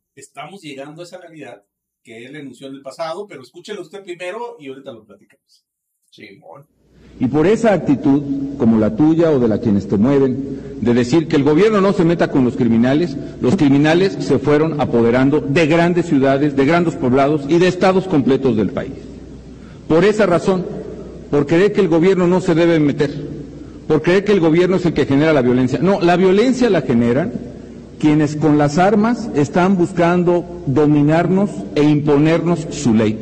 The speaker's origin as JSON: {"language": "Spanish", "country": "Mexico", "said": "Aquí la ley es la que nos damos los mexicanos"}